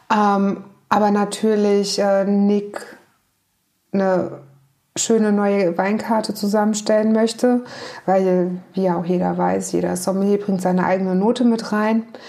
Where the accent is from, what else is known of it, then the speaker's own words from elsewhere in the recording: on the Nahe, Rhineland-Palatinate, Germany; now in Hamburg, Germany; Ich bin auf dem Land in Rheinland-Pfalz an der Nahe groß geworden